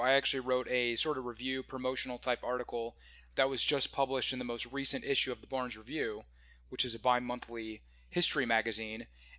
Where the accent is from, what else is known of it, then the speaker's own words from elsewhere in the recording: Midwest, United States; I grew up in the Midwest and I've kind of lived all over the place. I've never actually lived in the South